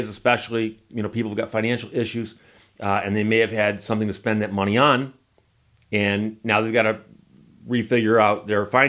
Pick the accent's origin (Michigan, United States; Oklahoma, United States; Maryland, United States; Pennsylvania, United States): Michigan, United States; I'm from Michigan